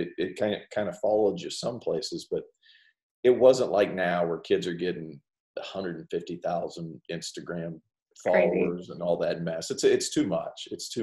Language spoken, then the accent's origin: English; Tennessee, United States; now in Clemson, United States; I grew up in Tennessee for most of my childhood